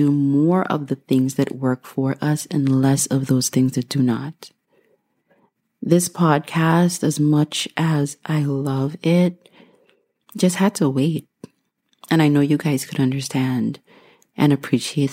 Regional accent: Guyana; moved away; I was born and raised in Guyana, South America

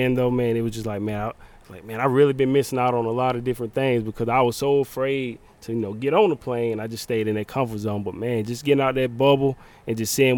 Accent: Jonesville, South Carolina, United States; accent: country; I'm always proud to tell people I'm from Jonesville, South Carolina, man, because I love home.

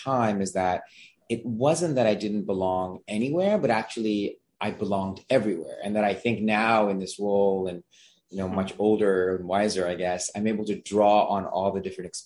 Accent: Vancouver, British Columbia, Canada; first language Gujarati; English is a second language; moved away; I was born and raised in Vancouver, Canada

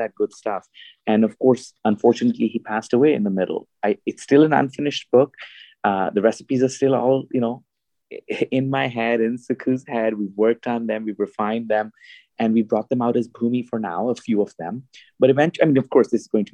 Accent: United States; half American in terms of my time here, upbringing, obviously citizenships

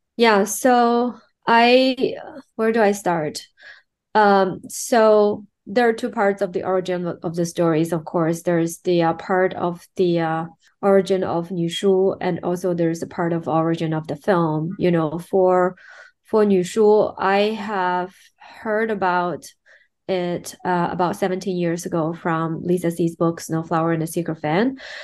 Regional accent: Shanghai, China; I'm born and raised in China. Um, more specifically, I'm from Shanghai.

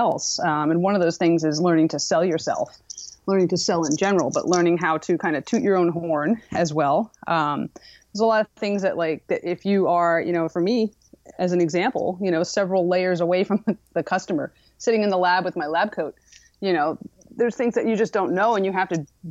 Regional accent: East Coast, United States; moved away as an adult; now in San Diego, United States; I'm originally from the East Coast

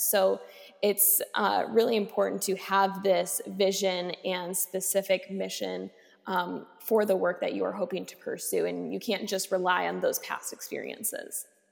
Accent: Racine, Wisconsin, United States; I started doing some advocacy work in my hometown of Racine

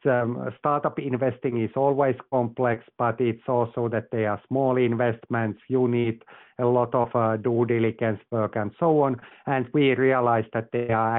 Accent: Finland; moved away as an adult; also born or lived in Asia / London / Texas; I'm originally from Finland

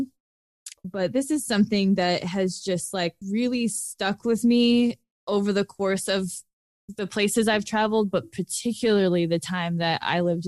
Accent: United States; at us, at Americans

